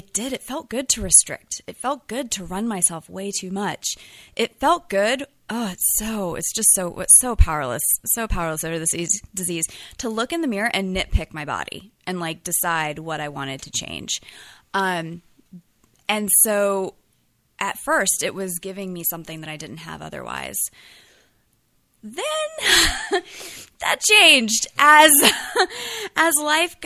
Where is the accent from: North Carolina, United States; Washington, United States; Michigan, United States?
North Carolina, United States; moved away as an adult; now in San Francisco, United States; I'm originally from North Carolina